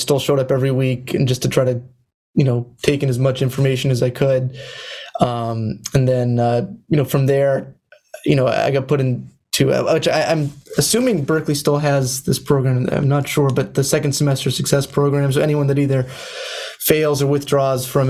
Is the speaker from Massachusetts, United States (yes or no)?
yes; Central Massachusetts, United States; I came from Central Massachusetts, where, you know, the high school I went to had no music program